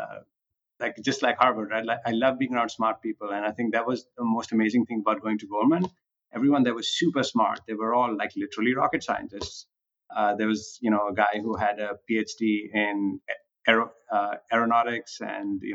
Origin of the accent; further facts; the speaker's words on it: Punjab, India; moved away as an adult; also born or lived in Delhi, India; now in United States; I grew up in India. Actually, I grew up on a farm in the Punjab